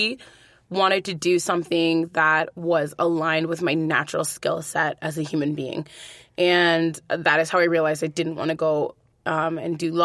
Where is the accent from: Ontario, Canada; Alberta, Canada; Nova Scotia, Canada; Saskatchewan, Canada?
Alberta, Canada; Edmonton; I'm from Edmonton originally